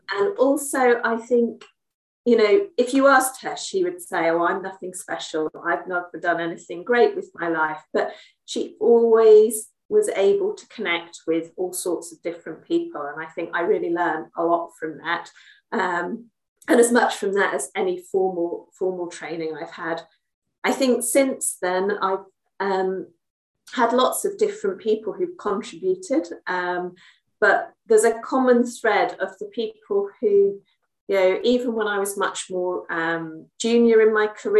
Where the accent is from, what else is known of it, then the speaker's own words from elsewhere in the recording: Salisbury, South West England, United Kingdom; now in London, United Kingdom; I'm based in England, and that's where I grew up. I was born in Salisbury, somewhere much more small than where I am now in London